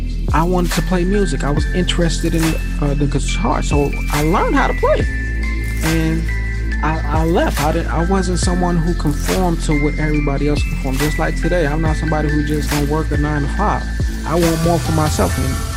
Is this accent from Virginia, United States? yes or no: no; Atlanta, Georgia, United States; born there; and I was born in Atlanta, Georgia, this life.